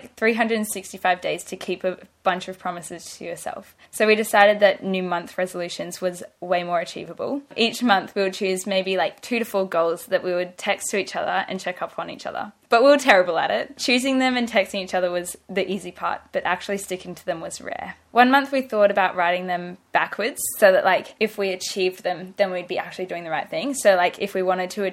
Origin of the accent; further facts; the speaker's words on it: Brisbane, Queensland, Australia; also born or lived in Gold Coast; When I started high school, we moved from Brisbane to the Gold Coast